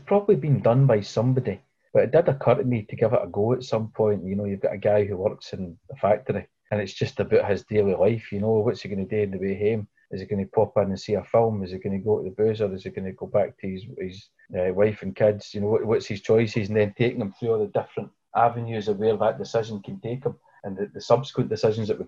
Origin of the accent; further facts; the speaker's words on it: Scotland, United Kingdom; As a Scot and as somebody who grew up working class